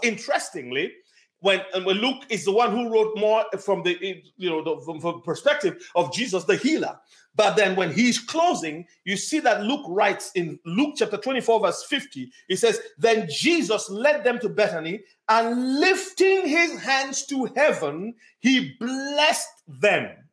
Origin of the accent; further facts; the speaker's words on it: Nigeria; moved away; I grew up in Nigeria